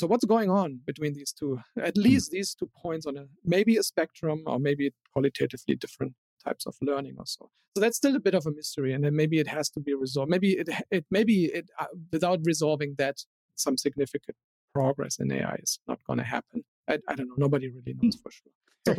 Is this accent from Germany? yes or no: yes; Germany; born there; still know that I was born in Germany